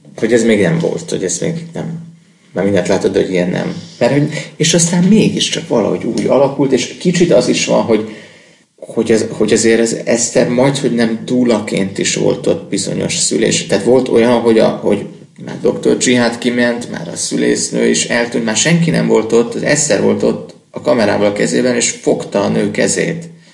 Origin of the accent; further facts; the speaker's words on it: Hungary; nem mondtuk, hogy magyarok vagyunk